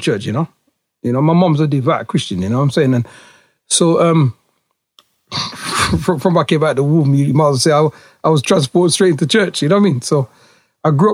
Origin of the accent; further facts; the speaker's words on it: Huddersfield, Yorkshire and the Humber, United Kingdom; I was born here in the UK in Yorkshire. I'm a Yorkshireman. Born in a place called Lower Houses in Huddersfield